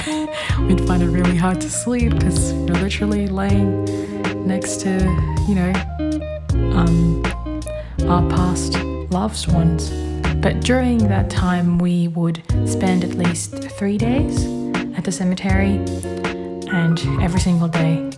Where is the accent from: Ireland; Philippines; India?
Philippines; moved away; Being Filipino means having strict parents